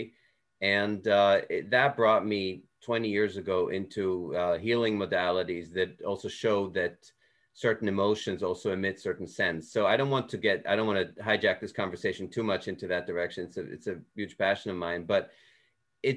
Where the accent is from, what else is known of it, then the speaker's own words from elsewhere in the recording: Switzerland; moved away; I grew up in Switzerland and Swiss German is kind of a dialect